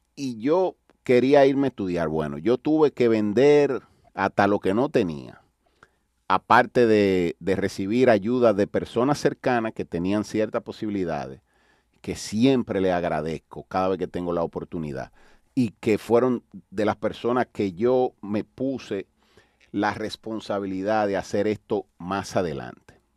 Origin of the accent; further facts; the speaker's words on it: Dominican Republic; aquí en mi país